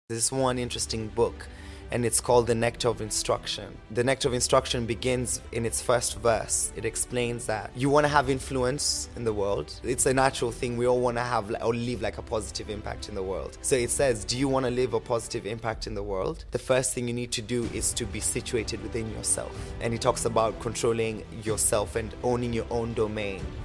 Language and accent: English; Kenya; moved away; born and raised in Kenya. I lived majority of my life there